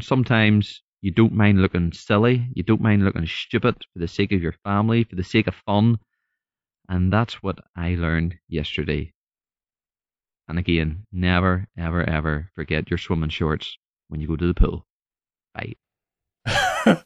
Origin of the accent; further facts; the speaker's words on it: Northern Ireland, United Kingdom; I'm from Northern Ireland, so hopefully you can understand the accent